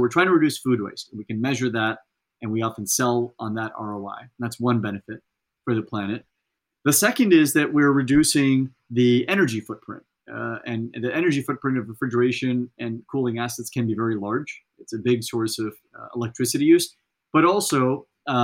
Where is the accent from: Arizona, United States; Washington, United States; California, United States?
California, United States; Central Valley; I grew up in the Central Valley in California